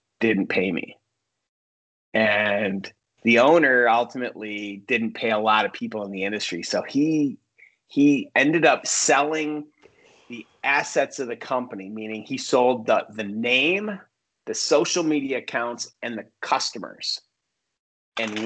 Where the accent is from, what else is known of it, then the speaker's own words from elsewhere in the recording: upstate New York, United States; now in Los Angeles, United States; I grew up in New York, upstate New York